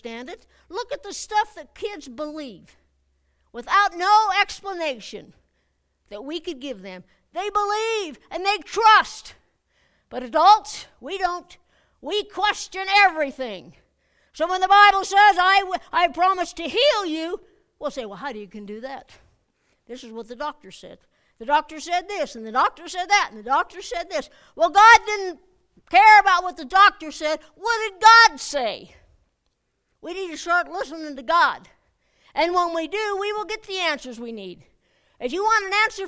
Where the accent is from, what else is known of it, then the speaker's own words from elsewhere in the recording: United States; I'm an American